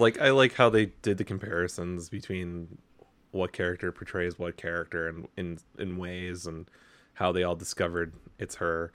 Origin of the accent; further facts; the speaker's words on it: United States; as an American